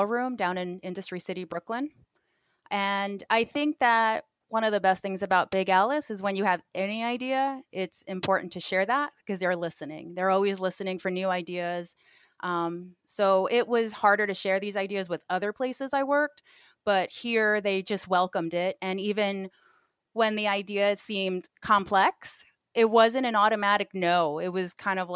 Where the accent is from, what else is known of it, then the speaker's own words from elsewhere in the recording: Puerto Rico; now in New York, United States; I'm from New York. I lived in Puerto Rico as a kid. I came back to New York.